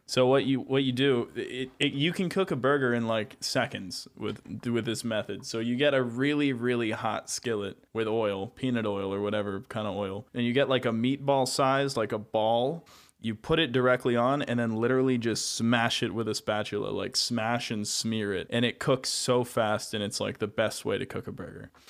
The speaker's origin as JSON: {"language": "English", "country": "United States", "said": "being an American"}